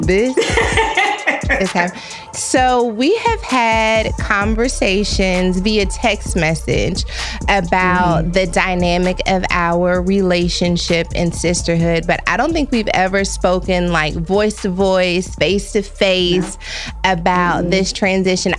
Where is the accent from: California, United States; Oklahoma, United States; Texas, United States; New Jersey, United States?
Texas, United States; now in Los Angeles, United States; I'm from Texas, I moved to Los Angeles